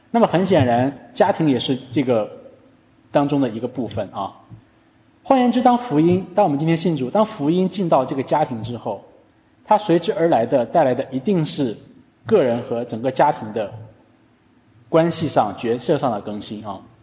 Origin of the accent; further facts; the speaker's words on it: China; 我们中国人